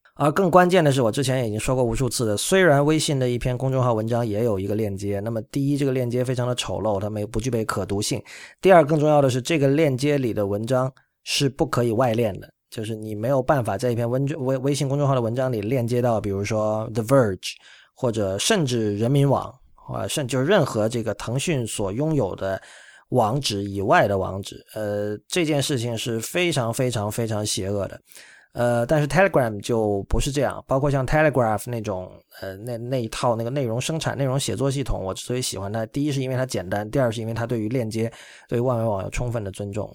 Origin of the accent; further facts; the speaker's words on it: China; 我们中国人非常熟悉的套路